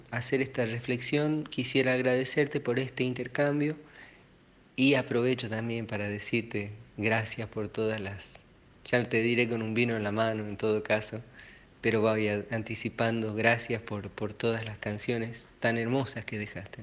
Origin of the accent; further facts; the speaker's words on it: Argentina; soy un argentino